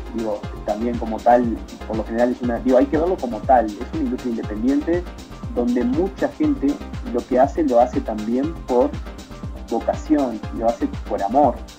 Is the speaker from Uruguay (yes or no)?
yes; Uruguay; now in Mexico